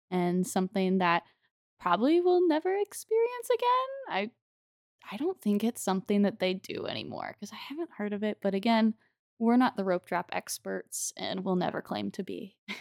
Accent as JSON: {"language": "English", "town": "St. Charles", "region": "Missouri", "country": "United States", "tie": "born or raised there", "said": "my hometown of Saint Charles, Missouri"}